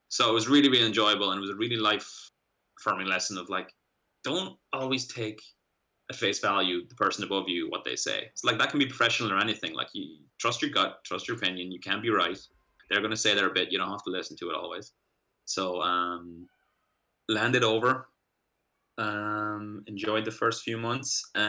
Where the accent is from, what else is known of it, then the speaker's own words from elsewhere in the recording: United States; born there; Yeah, so I was born in the States. So I have had like dual citizenship like forever, pretty much.